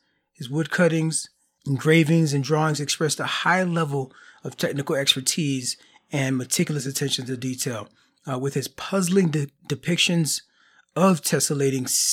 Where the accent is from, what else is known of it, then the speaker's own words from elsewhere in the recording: Florida, United States; moved away; I'm originally from Florida, and there's tiles in all the homes there